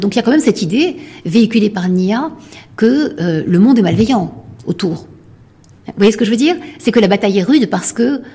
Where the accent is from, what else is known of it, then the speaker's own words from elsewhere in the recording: Morocco; je suis marocaine